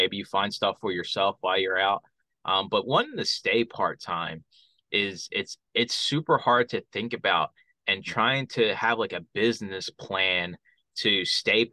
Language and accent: English; Philadelphia, Pennsylvania, United States; Growing up in Philadelphia